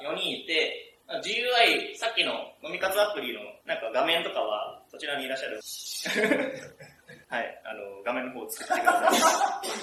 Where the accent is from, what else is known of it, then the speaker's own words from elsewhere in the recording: Kanazawa, Ishikawa, Japan; 金沢生まれ、金沢育ちで